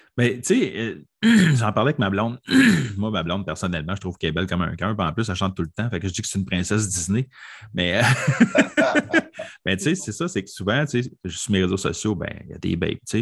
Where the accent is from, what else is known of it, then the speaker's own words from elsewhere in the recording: Quebec, Canada; Je viens du Québec.